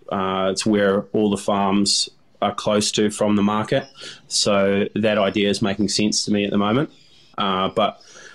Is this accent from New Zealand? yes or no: yes; New Zealand; Growing up in New Zealand, you know, our pastime was diving and fishing.